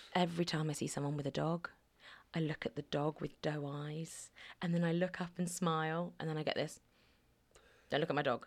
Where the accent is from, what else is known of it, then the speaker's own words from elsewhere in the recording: Alderney, Guernsey; also born or lived in Cardiff; I wasn't born on Alderney, but I was born in Guernsey